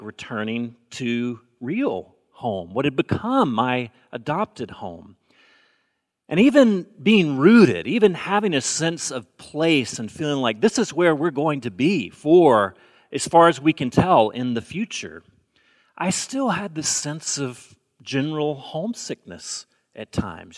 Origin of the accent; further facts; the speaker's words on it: Alabama, United States; moved away as an adult; also born or lived in Bay Area; now in Portland, United States; I grew up in the South, and when people ask me if I'm going home for the holidays. That generally means, am I going home to Alabama?